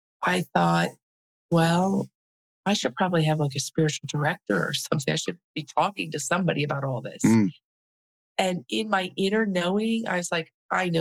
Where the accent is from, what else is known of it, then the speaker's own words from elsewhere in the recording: Cincinnati, Ohio, United States; moved away; also born or lived in California; I grew up in Cincinnati, Ohio.